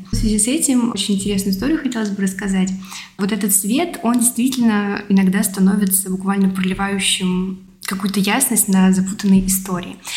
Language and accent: Russian; Tula Oblast, Russia; now in Moscow, Russia; я не москвичка, я сама из Тульской области